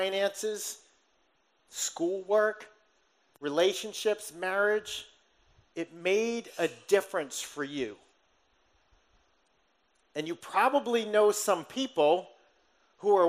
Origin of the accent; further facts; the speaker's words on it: Somerset, Massachusetts, United States; Somerset being my hometown.